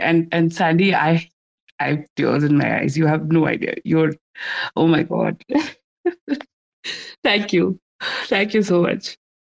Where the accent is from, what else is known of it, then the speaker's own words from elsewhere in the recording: India; I'm from India